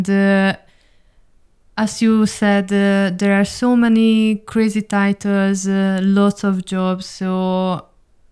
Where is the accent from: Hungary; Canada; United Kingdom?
Hungary; moved away as an adult; also born or lived in Dubai; now in Berlin, Germany; we are originally from Hungary